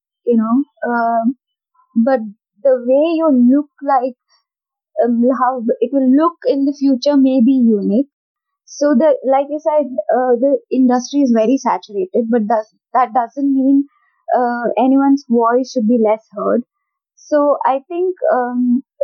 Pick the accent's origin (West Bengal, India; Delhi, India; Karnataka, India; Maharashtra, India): Karnataka, India; North; I'm from North Karnataka